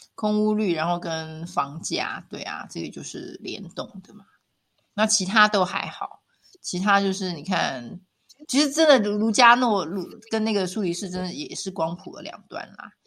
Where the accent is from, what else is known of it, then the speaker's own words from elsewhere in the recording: Taiwan; moved away as an adult; also born or lived in Taipei; now in Switzerland; 像我们在台湾长大，我们很习惯街角，就巷口超商去